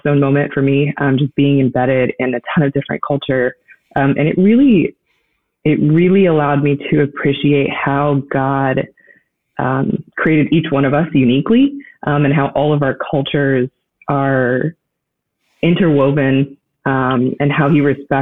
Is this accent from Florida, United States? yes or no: yes; Florida, United States; moved away; I'm originally from Florida. And so I had the unique privilege growing up in a godly home